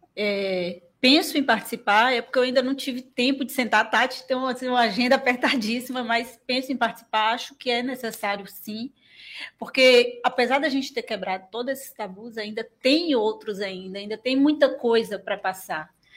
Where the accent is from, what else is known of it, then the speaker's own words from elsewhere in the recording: Teixeira de Freitas, Bahia, Brazil; Eu nasci e criado em Teixeira, fui embora só para fazer faculdade